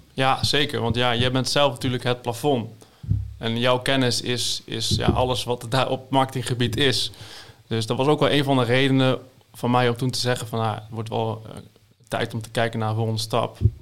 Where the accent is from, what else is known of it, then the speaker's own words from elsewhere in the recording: Zevenaar, Gelderland, Netherlands; uit Zevenaar dan, waar ik vandaan kom